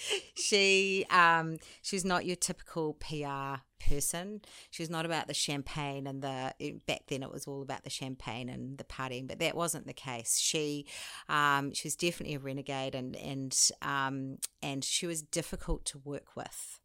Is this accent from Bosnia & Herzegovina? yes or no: no; New Zealand; moved away as an adult; also born or lived in France / London / Sydney; I'm a Kiwi.